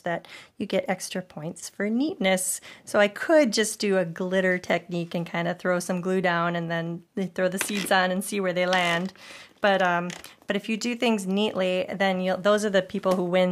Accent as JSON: {"language": "English", "town": "St. Paul", "region": "Minnesota", "country": "United States", "tie": "born or raised there", "said": "I grew up in St. Paul, so I've been going to the Minnesota State Fair basically my whole life"}